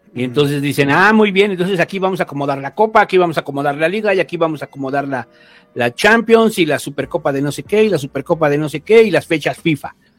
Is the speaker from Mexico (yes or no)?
yes; Mexico